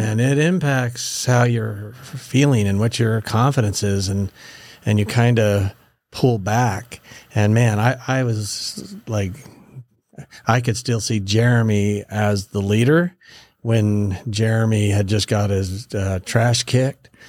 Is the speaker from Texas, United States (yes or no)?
no; Meridian, Idaho, United States; I was raised up in the Boise Valley, so, uh, out in, uh, Meridian